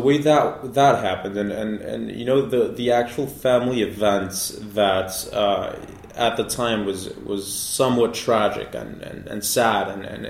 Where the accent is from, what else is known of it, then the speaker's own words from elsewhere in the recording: Bogota, Bogotá Capital District, Colombia; I grew up in Bogota. I grew up all around rum